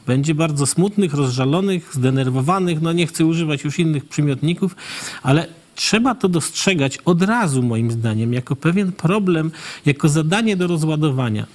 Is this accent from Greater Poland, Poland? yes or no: no; Puławy, Lublin Voivodeship, Poland; ja jestem z Puław